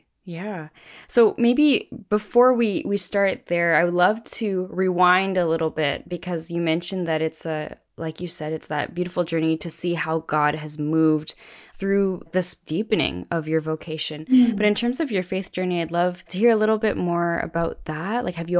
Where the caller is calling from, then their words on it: Canada; As many listeners know, I'm coming in from Canada.